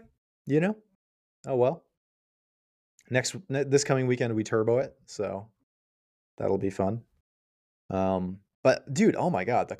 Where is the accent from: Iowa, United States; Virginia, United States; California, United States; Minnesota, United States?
Virginia, United States; Yeah, it's like, you realize I'm born and raised in Central Virginia. Like, there was a 50-50 chance I was going to talk that way for real.